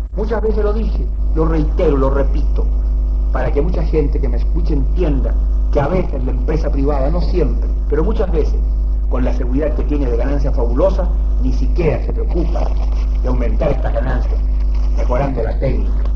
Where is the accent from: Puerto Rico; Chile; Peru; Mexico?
Chile; nosotros actuamos dentro de nuestra concepción como chilenos